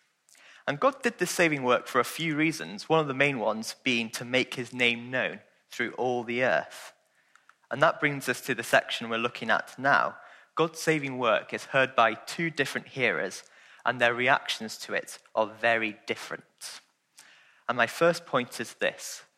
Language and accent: English; Welsh, Wales, United Kingdom; I'm Welsh